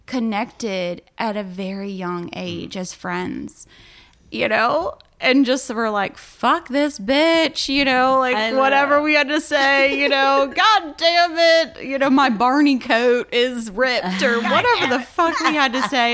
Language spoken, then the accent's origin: English; Powhatan, Virginia, United States; also born or lived in Richmond, Virginia; I'm super proud of my hometown. I love it here, but I did grow up in the country and across from a cow farm in the woods.